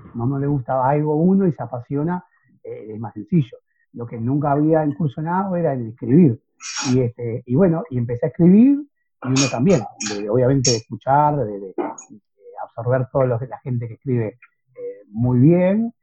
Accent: Montevideo, Uruguay; en mi barrio, que es el barrio Cordón, donde yo nací

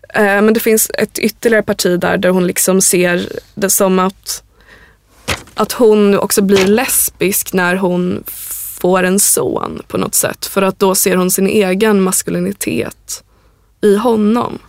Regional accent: Sweden; vi svenskar

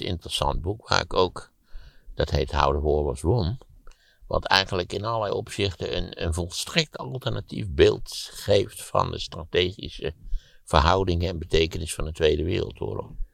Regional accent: Netherlands; als Nederlander word je geboren

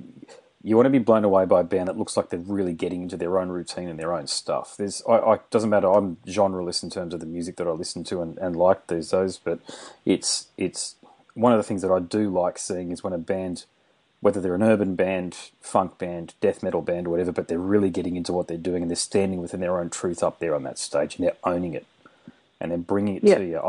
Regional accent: Queensland, Australia; now in Western Australia, Australia; I'm from Queensland

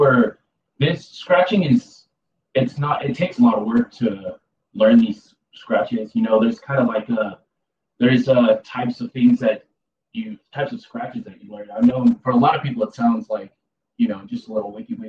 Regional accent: Santa Ana, California, United States; born or raised there

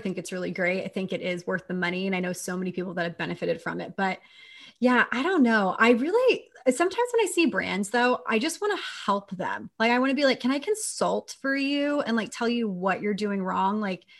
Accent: Texas, United States; And I say this as a Texan, I grew up in Texas.

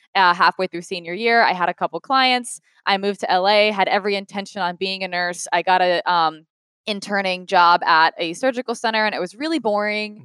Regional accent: Rhode Island, United States; moved away as an adult; now in Los Angeles, United States; Rhode Island, so smallest state

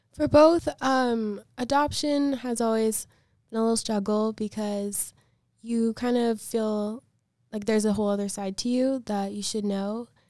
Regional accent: Chicago, Illinois, United States; I'm from Chicago, and I was adopted when I was two days old

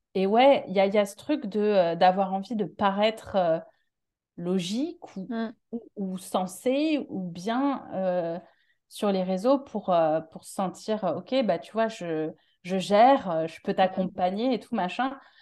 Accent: Paris, Île-de-France, France; accent: Parisian; moved away as an adult; now in Marseille, France; je suis de Paris à la base

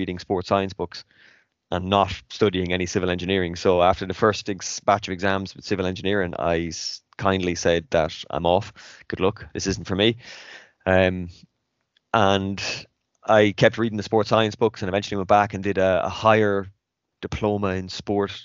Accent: Athlone, Leinster, Ireland; moved away as an adult; also born or lived in French Alps; now in France; I'm from Athlone in the centre of Ireland

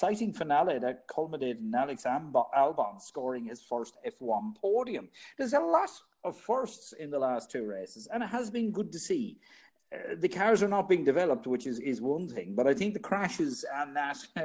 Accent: Ireland; Us being Irish

